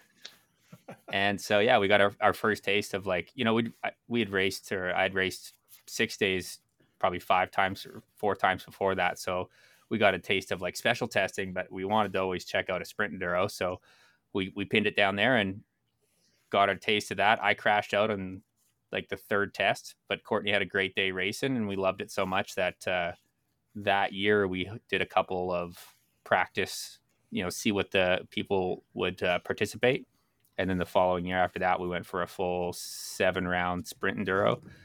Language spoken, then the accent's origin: English; Medicine Hat, Alberta, Canada; also born or lived in Calgary; born and raised in Medicine Hat, Alberta, Canada